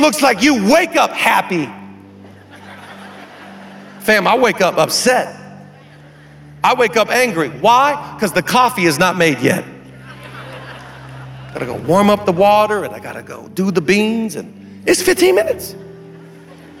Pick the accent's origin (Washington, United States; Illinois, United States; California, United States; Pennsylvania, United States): Washington, United States; moved away; I'm a kid from Washington. I grew up on an island.